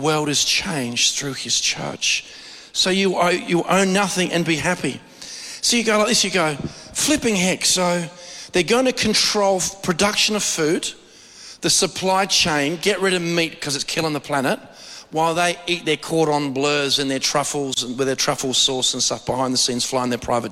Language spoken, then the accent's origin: English; Australia; we as Australian believers